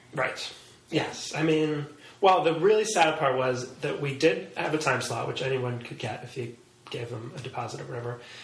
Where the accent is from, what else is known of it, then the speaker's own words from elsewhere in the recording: New York City, New York, United States; growing up in Manhattan, I think is a is a kind of a weird experience